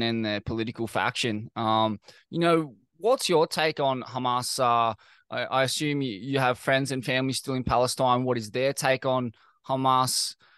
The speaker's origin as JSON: {"language": "English", "town": "Sydney", "region": "New South Wales", "country": "Australia", "tie": "born or raised there", "said": "I grew up in Bondi"}